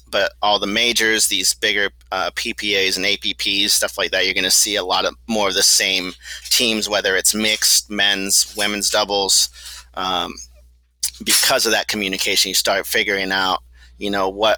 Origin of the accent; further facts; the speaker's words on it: Corpus Christi, Texas, United States; moved away; I grew up in Corpus Christi, Texas, so right on the beach